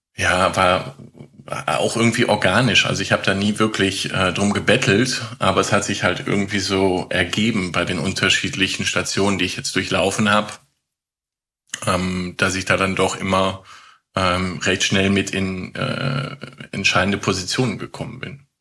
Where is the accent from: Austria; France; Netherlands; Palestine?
Netherlands; ich komme auch aus Holland